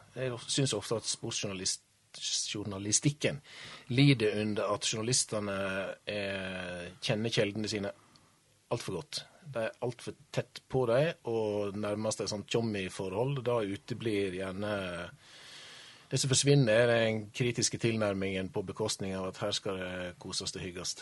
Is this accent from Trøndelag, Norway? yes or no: no; Årdal, Vestland, Norway; jeg kommer fra ei bygd som heter Årdal. Og når jeg vokste opp i Årdal